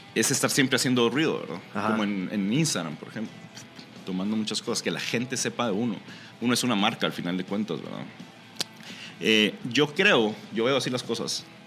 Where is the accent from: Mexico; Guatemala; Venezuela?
Guatemala; moved away as an adult; nosotros como chapines nos hace falta sentir eh, la chapinidad